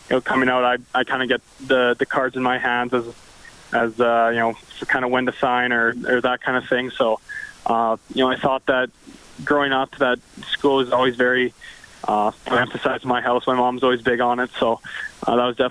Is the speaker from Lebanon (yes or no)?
no; Canada; growing up in Kalahoo